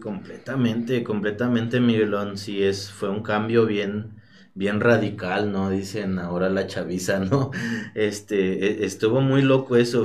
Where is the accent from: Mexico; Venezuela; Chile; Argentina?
Mexico; Teziutlán, Puebla; vengo aquí de Teciutlán, de, del barrio del Paraíso. Yo crezco en el barrio del Paraíso